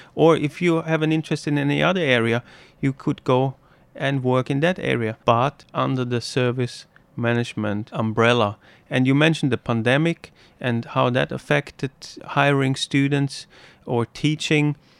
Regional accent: Vienna, Austria; moved away as an adult; also born or lived in Sheffield, United Kingdom; now in Hualien, Taiwan; I'm from Vienna, Austria.

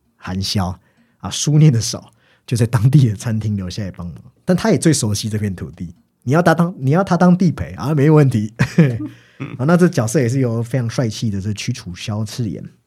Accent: Taiwan; 我们台湾人

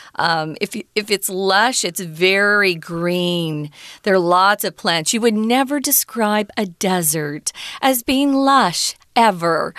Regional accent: Arizona, United States; I was growing up in Arizona

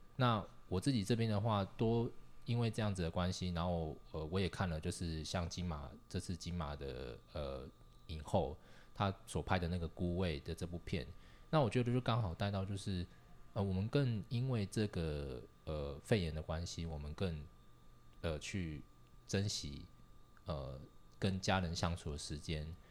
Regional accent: Taiwan; now in Japan; 我们台湾人

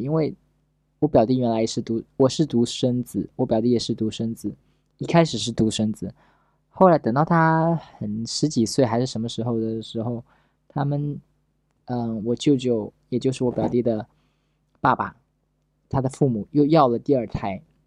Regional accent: Pingtan, Fujian, China; 我是一个福建人，我原来在平潭

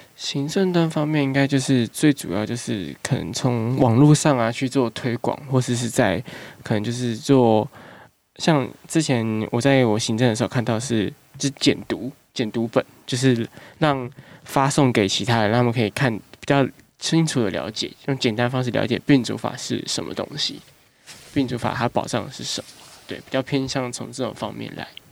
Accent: Taipei, Taiwan; 因为我是台北人，所以就是实习的时候想要先找家里附近的地方

